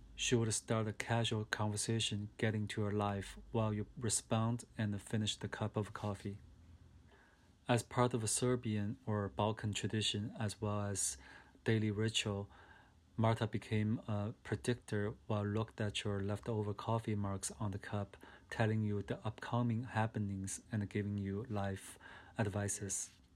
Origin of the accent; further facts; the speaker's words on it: China; I was born and raised up in China in a working class family.